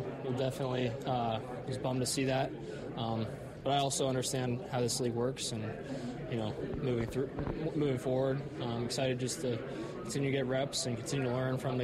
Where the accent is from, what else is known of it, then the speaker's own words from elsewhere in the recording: Cincinnati, Ohio, United States; moved away as an adult; now in Green Bay, United States; my hometown of Cincy